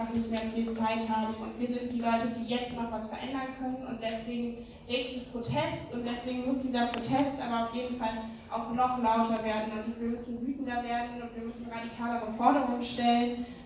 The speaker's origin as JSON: {"language": "German", "region": "Saxony", "country": "Germany", "said": "Ich komme aus Sachsen. Ähm, genau, und in Sachsen, äh, wie euch wahrscheinlich auch allen bewusst ist, droht uns eine schwarz-blaue"}